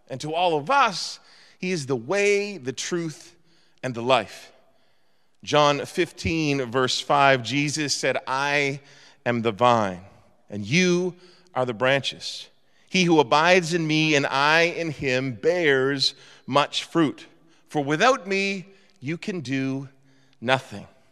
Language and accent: English; Eastern Canada, Canada; moved away; I was brought up in Eastern Canada